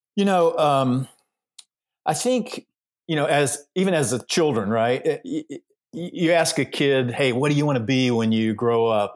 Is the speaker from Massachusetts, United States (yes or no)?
no; Georgia, United States; I was raised in the South, raised in Georgia